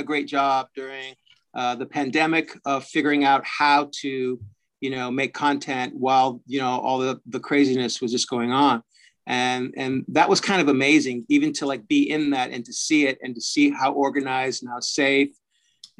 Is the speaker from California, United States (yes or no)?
yes; Fresno, California, United States; moved away as an adult; also born or lived in San Francisco / New York / Los Angeles; now in Vancouver, Canada; I started out in Fresno, California. And that's my hometown